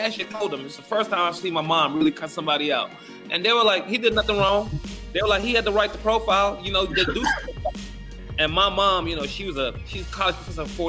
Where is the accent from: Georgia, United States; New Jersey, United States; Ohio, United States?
Georgia, United States; Macon; moved away as an adult; also born or lived in Gambia / North Carolina / Rio de Janeiro, Brazil; I grew up in Macon, Georgia. I went to a Central High School in Macon, Georgia.